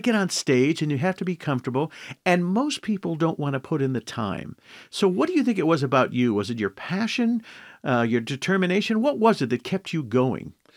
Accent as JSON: {"language": "English", "region": "Indiana", "country": "United States", "tie": "born or raised there", "said": "I grew up in Indiana"}